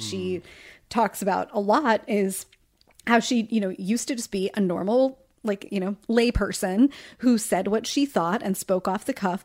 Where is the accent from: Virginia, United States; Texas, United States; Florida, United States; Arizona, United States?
Virginia, United States; Richmond; my hometown